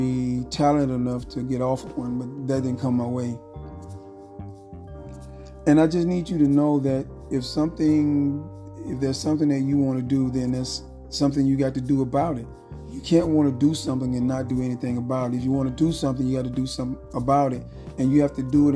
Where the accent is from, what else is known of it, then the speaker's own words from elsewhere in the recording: Phenix City, Alabama, United States; I grew up in Frederick Douglass Apartments in Phenix City, Alabama